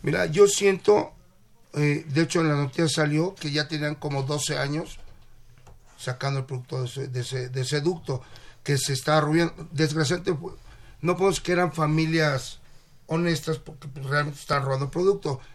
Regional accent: Mexico

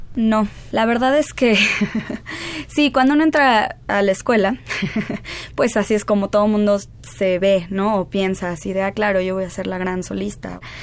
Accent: Mexico City, Mexico; Yo soy de aquí del DF.

